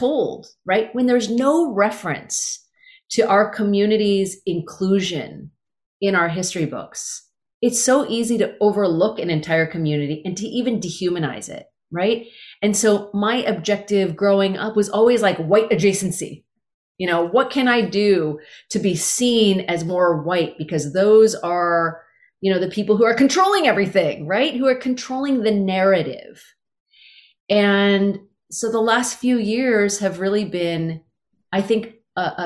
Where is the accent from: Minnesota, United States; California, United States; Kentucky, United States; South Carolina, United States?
California, United States; Carmichael; born or raised there